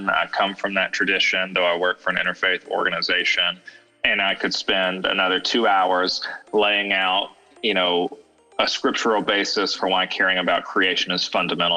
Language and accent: English; LaGrange, Georgia, United States; I grew up in Georgia. I'm a Georgia native from LaGrange